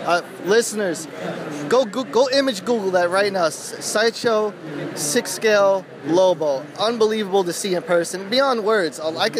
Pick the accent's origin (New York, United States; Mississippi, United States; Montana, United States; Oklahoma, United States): New York, United States; New York City; Another fellow native New Yorker